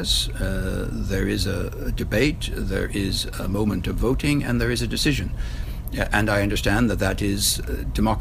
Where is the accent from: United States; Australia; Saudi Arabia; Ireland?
Ireland; I'm Irish